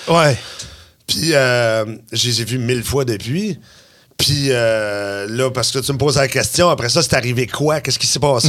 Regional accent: Quebec City, Quebec, Canada; moi, je suis de Québec

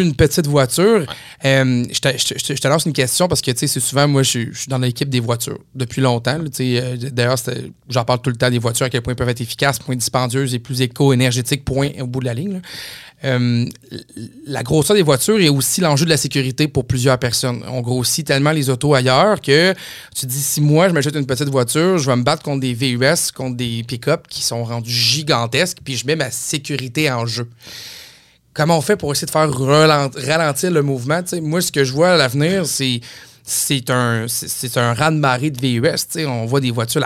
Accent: Saguenay, Quebec, Canada; moved away; je viens du Saguenay, j'ai travaillé longtemps au Saguenay

